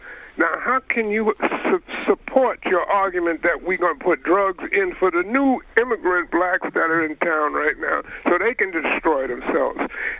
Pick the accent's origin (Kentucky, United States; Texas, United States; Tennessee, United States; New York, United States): New York, United States; New York City; I'm born and raised in New York City.